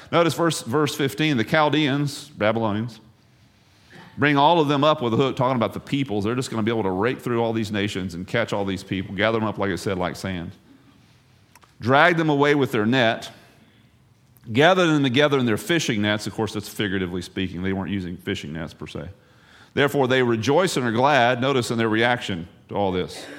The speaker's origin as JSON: {"language": "English", "region": "the South", "country": "United States", "moved": "yes", "said": "I'm from the South"}